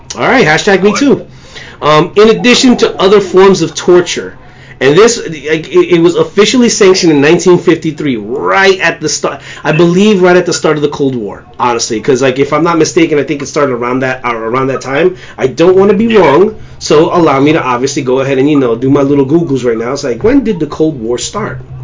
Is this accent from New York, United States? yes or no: yes; New York, United States; as a New Yorker